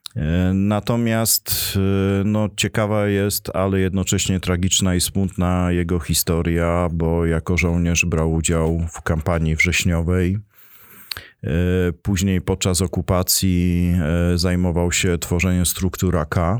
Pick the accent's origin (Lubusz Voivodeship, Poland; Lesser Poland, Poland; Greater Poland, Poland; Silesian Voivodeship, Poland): Silesian Voivodeship, Poland; Bytom; to najważniejsza dzielnica Bytomia, bo tam się urodziłem, wychowałem i tam spędziłem dzieciństwo.